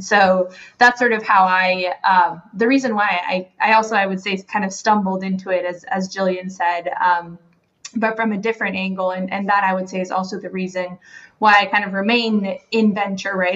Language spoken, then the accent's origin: English; Guatemala; moved away as an adult; now in United States; I am from Guatemala and sort of left Guatemala for college. Have been in the U.S. since then